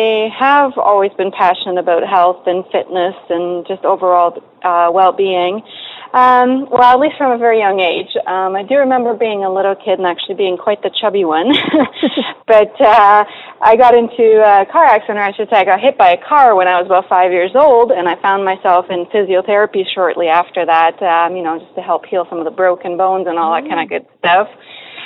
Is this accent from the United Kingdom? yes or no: no; Poland; moved away; I was just a silly little kid growing up in Poland